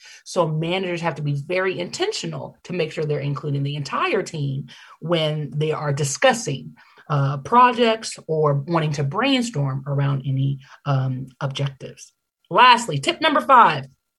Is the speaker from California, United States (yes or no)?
yes; Oakland, California, United States; Rocky Road ice cream was actually invented in my hometown of Oakland, California, back in the Great Depression